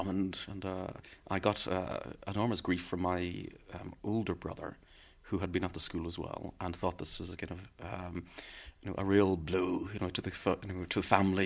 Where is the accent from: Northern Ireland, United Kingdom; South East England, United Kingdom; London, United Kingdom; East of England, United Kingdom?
Northern Ireland, United Kingdom; Belfast; I was from Turf Lodge